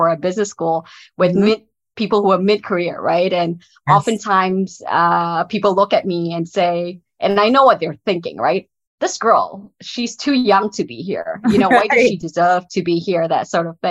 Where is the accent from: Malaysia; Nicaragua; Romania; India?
Malaysia; I grew up in Malaysia.